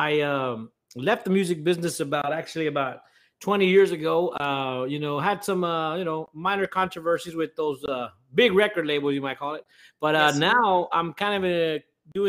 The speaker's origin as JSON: {"language": "English", "town": "Robstown", "region": "Texas", "country": "United States", "said": "I am from Robstown, Texas"}